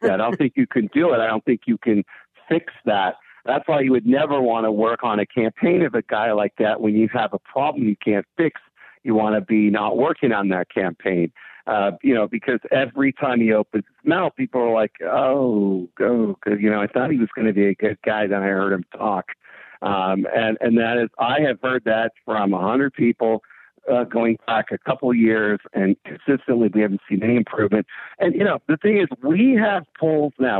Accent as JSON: {"language": "English", "region": "California", "country": "United States", "tie": "born or raised there", "moved": "yes", "said": "I know I'm not in California anymore, but I grew up in California"}